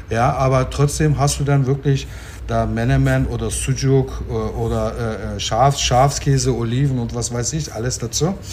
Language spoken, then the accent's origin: German; Turkey; now in Germany; also ich habe mich ja immer als Türke gefühlt hier, aber es war als Türke ist Deutschland meine Heimat sozusagen. Ich kann mir nicht vorstellen, dass ich jetzt in Ankara leben kann oder in Istanbul leben kann.